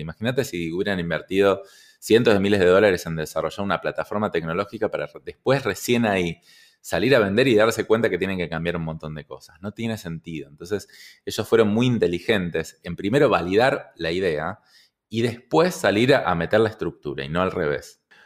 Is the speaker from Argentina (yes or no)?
yes; Argentina; yo estoy vendiendo solo en mi país, en mi caso en Argentina